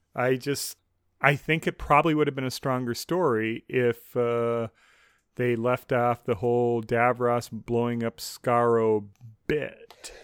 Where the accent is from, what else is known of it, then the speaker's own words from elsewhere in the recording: United States; as an American